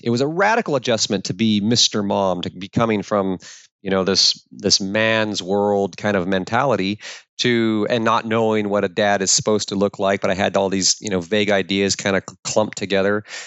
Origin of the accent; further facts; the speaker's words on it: Alaska, United States; I was born and raised in the Alaskan wilderness by a single mom